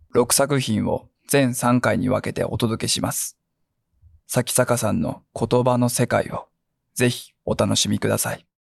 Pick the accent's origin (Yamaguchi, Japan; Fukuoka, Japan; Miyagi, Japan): Fukuoka, Japan; 福岡で、僕福岡なんですけど、はいはい、シャバ像って言うんですよ